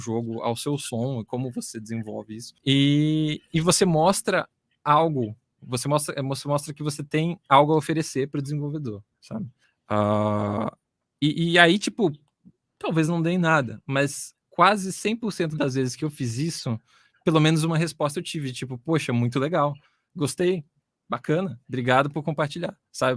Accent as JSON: {"language": "Portuguese", "country": "Brazil", "said": "a gente é brasileiro"}